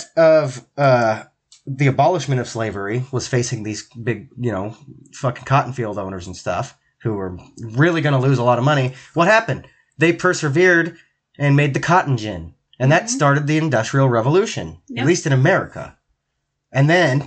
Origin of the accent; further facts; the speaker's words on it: Washington, United States; I'm from Washington